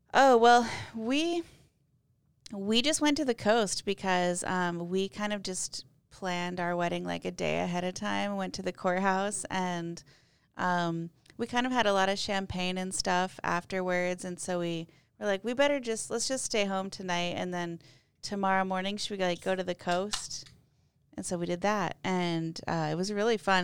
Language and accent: English; Mitchell, South Dakota, United States; I grew up in Mitchell, South Dakota